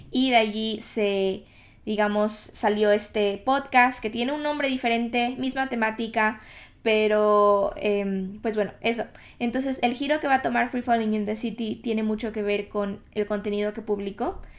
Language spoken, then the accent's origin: Spanish; Ecuador; now in United Kingdom; Obviamente vine de Ecuador al Reino Unido, a Inglaterra, hace cuatro años básicamente, y han pasado tantas cosas, han cambiado tantas cosas